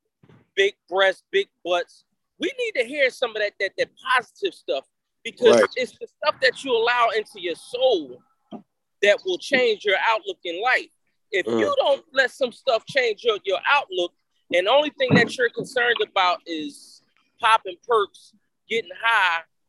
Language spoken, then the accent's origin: English; Philadelphia, Pennsylvania, United States; moved away; I'm a Philadelphian forever.